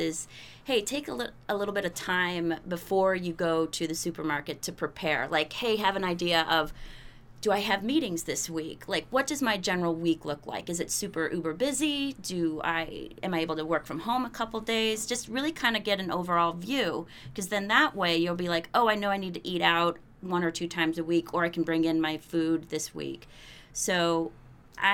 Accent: Ohio, United States; also born or lived in Austin, Texas; now in New Hampshire, United States; I grew up in Ohio, and then I just moved up here to New Hampshire from Austin

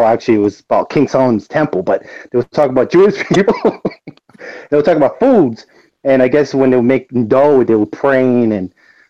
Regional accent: Puerto Rico; I'm from Puerto Rico. One. And two, I'm Puerto Rican

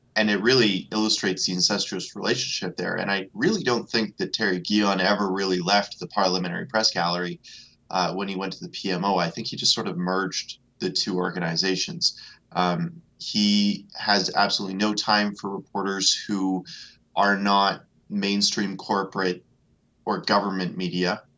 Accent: Alberta, Canada; I'm from Alberta

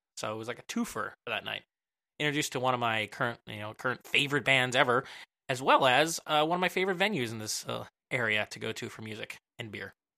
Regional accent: Willow Grove, Pennsylvania, United States; also born or lived in Jenkintown; I'm from Willow Grove

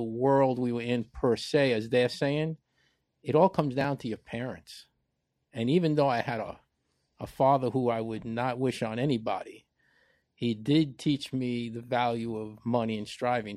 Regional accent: New York City, New York, United States; I grew up in the Bronx

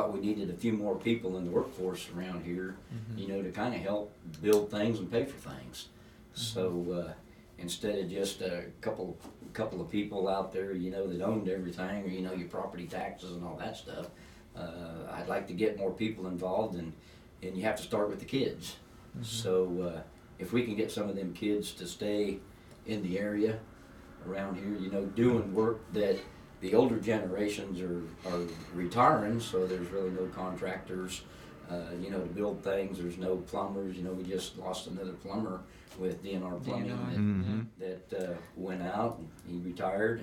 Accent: La Harpe, Illinois, United States; born and raised here, born at the old Iowa Hospital

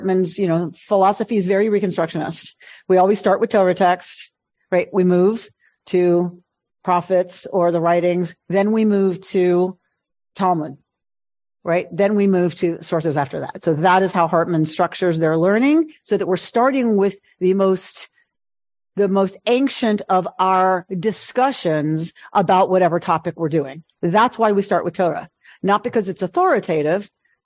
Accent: New York, United States; also born or lived in Philadelphia; I was born in Philadelphia, I was adopted at 5 days and taken to my parents' home in New York.

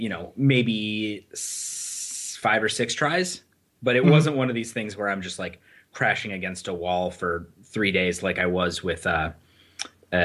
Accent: Michigan, United States; now in United Kingdom; I'm from Michigan as well.

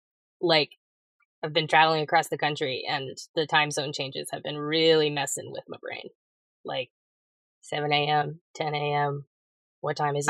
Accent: Clemson, South Carolina, United States; I'm a foreigner. I mean, I'm from Clemson, South Carolina, which has no P in it, but I know you're not from there if you say Clemson.

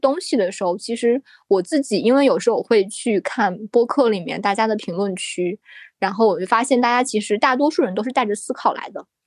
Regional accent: Shandong, China; 因为我自己是山东人，像我们山东人见谁都叫老师

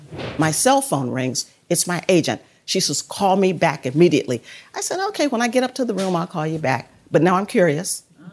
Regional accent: Trenton, South Carolina, United States; And Trenton is the city that I live in. It's about the size of this room. That's why when people ask, "Where are you from?" I say Edgefield County.

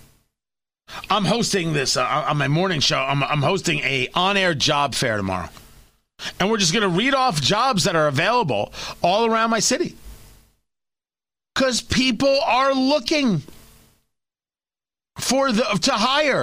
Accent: New Jersey, United States; also born or lived in Brooklyn, New York; I was born in Brooklyn. I grew up in Jersey.

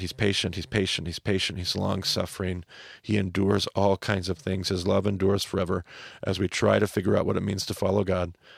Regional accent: Snake River, Northwest, United States; I grew up on the Snake River

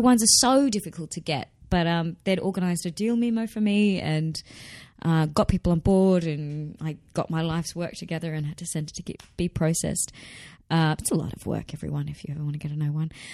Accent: Australia; accent: not broad Australian; I don't have a particularly broad Australian

